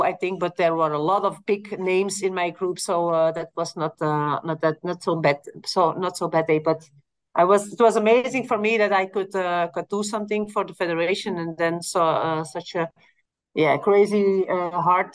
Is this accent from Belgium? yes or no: yes; Belgium; I live in Belgium, so we always start from my hometown in my home